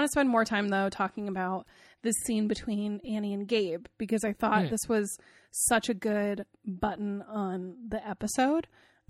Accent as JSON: {"language": "English", "region": "Maine", "country": "United States", "said": "I live in Maine, this is very personal for me, I'm from Maine, this is very personal to my heart."}